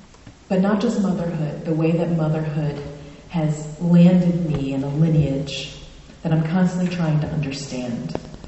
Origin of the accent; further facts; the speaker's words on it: Florida, United States; now in Maine, United States; So I'm originally from South Florida, and I married a Mainer, and my only brother, also moved to Maine.